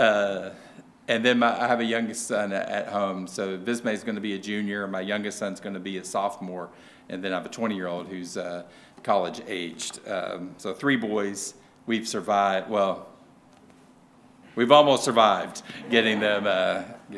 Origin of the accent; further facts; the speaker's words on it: Tennessee, United States; accent: southern; I am from Tennessee, so if you can't understand my southern accent